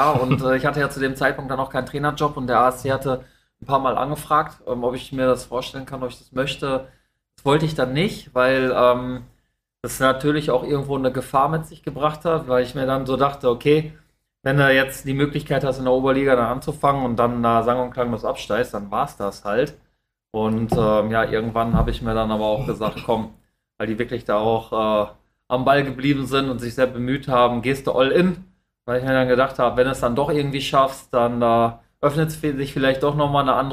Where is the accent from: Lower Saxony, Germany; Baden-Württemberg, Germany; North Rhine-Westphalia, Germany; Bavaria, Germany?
North Rhine-Westphalia, Germany; Dortmund; Ich komme ja aus Dortmund